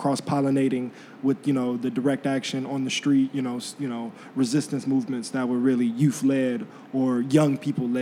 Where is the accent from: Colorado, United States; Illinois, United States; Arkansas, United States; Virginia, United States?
Illinois, United States; Chicago; I'm born and raised in Chicago from the South Side.